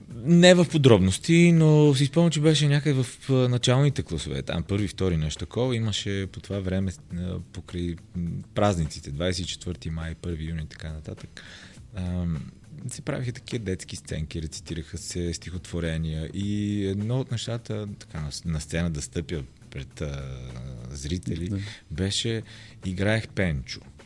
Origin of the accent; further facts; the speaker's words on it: Roman, Vratsa Province, Bulgaria; там съм роден, но съм израснал в Роман.